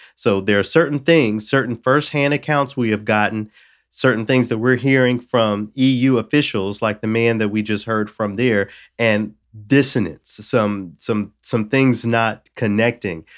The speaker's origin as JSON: {"language": "English", "region": "the South", "country": "United States", "said": "I'm from the South where there has always been a conversation about Confederate monuments from the time I was a child"}